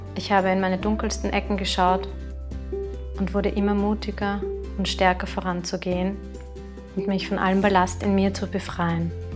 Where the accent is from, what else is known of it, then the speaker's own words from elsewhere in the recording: Vienna, Austria; Ich komme aus Wien und darf in dieser traumhaften Stadt leben.